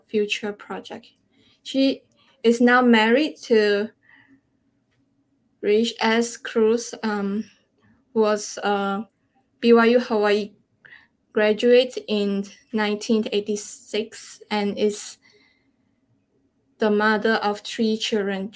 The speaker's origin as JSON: {"language": "English", "country": "Malaysia", "said": "I'm from Malaysia"}